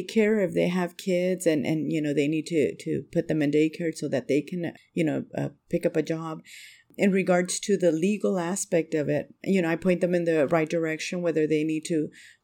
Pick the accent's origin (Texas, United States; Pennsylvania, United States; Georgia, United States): Texas, United States; Del Rio; I'm not from the area. I'm originally from Del Rio, Texas, which is border with Mexico, but I moved to this area when I started dating my now husband